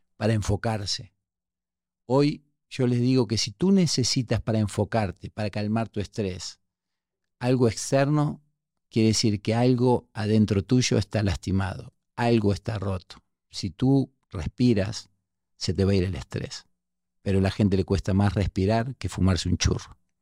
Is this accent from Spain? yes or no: no; Buenos Aires, Argentina; moved away as an adult; also born or lived in Uruguay; now in Mexico; me crié en un barrio súper pobre en La Boca, en Argentina. Yo nací en Uruguay, me crié en La Boca, vine a México de muy joven